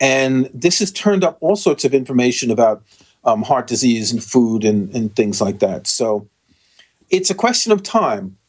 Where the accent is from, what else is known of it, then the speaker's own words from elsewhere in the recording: New York, United States; We grew up in New York